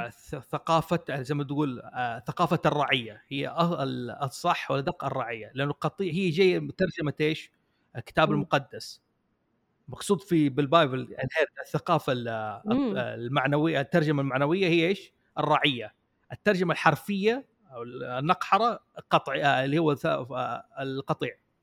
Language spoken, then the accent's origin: Arabic; Jeddah, Makkah Province, Saudi Arabia; now in Riyadh, Saudi Arabia; عندنا في جده